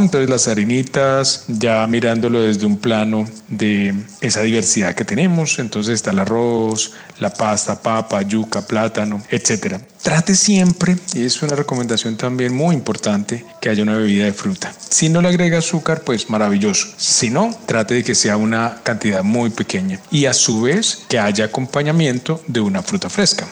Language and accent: Spanish; Colombia; como colombianos